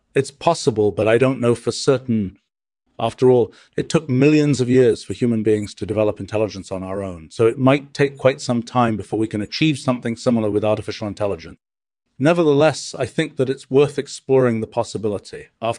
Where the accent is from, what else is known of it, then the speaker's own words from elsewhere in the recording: United States; I'm from the United States. I used to live in Boston, but now I live in Wolfram Warburg Village in Stetson Hills.